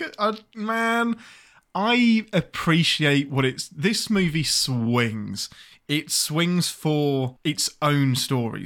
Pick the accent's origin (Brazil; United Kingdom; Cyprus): United Kingdom; England; I'm the Englishman